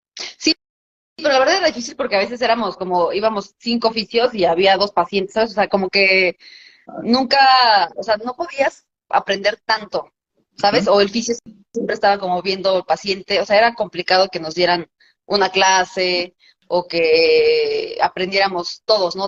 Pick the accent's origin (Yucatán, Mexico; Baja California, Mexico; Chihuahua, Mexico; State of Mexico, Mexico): State of Mexico, Mexico; Atlaco; moved away as an adult; also born or lived in Toluca; ahí en Atlaco, mi pueblo